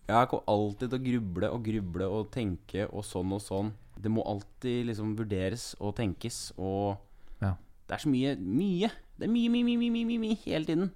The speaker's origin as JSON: {"language": "Norwegian", "town": "Kongsberg", "region": "Buskerud", "country": "Norway", "moved": "yes", "said": "Jeg er en fyr fra Kongsberg"}